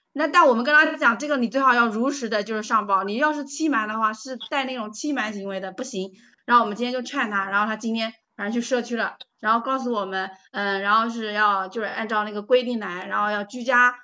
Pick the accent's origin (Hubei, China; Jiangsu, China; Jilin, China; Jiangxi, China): Jiangsu, China; Taizhou; 我来自江苏，江苏泰州